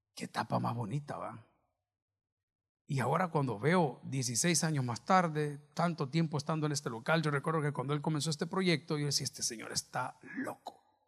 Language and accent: Spanish; El Salvador